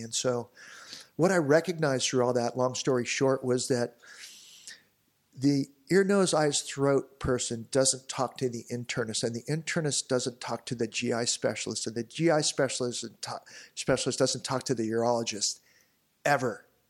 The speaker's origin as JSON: {"language": "English", "town": "Newport Beach", "region": "California", "country": "United States", "tie": "born or raised there", "said": "growing up in Newport"}